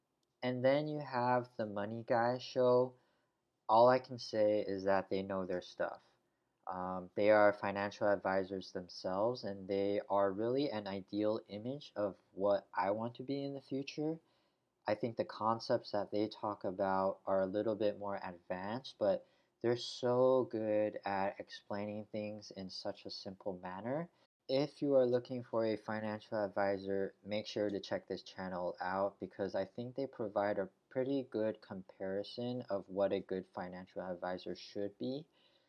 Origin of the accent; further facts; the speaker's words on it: United States; born there; English is a second language; English is not really my mother tongue, even though I was born in the US.